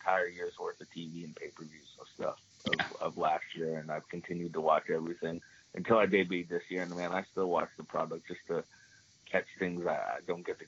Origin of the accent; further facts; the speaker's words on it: Toronto, Ontario, Canada; growing up in Toronto